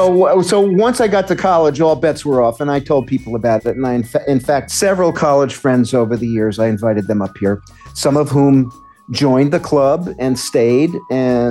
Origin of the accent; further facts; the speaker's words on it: New York City, New York, United States; I was born and raised in New York City, Midtown Manhattan.